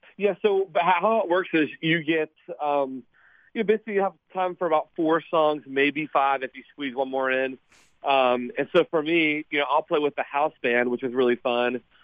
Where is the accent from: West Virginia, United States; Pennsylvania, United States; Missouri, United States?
West Virginia, United States; Montgomery; I'm from West Virginia. Um, a small town on the Kanawha River, uh, called Montgomery, West Virginia, maybe thirty minutes from Charleston